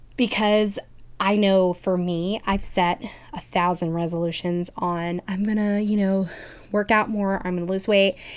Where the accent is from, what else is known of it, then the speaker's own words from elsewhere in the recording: Kansas City, United States; we're from Kansas City.